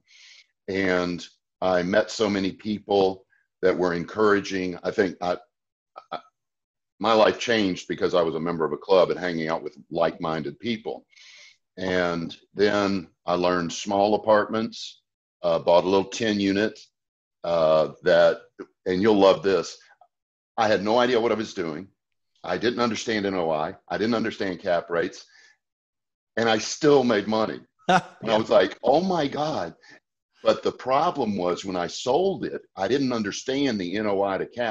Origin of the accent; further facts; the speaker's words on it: Asheville, North Carolina, United States; moved away as an adult; now in Houston, United States; I'm originally from Asheville, North Carolina. That's where I grew up.